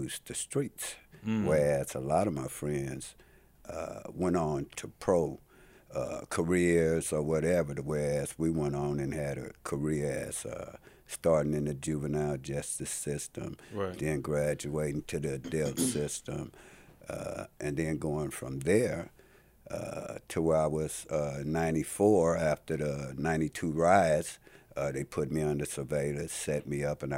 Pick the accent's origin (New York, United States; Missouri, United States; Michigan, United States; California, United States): California, United States; Los Angeles; I'm born and raised in Los Angeles, California